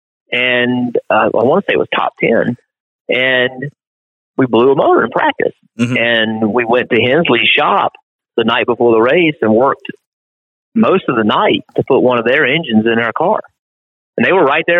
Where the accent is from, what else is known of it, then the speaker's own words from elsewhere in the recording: South Boston, Virginia, United States; I was a guy from South Boston